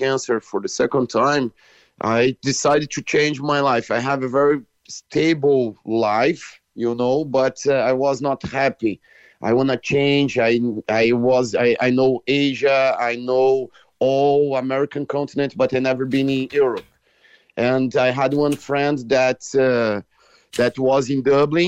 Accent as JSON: {"language": "English", "country": "Brazil", "tie": "born or raised there", "moved": "yes", "lives_now": "Cork, Ireland", "said": "I was born in Brazil, but I'm Irish now"}